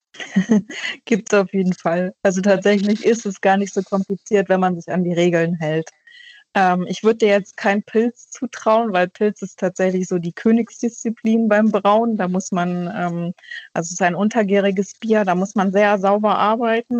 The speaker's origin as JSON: {"language": "German", "area": "North Frisia", "region": "Schleswig-Holstein", "country": "Germany", "tie": "born or raised there", "moved": "yes", "lives_now": "Hamburg, Germany", "said": "Ich bin in Nordfriesland groß geworden"}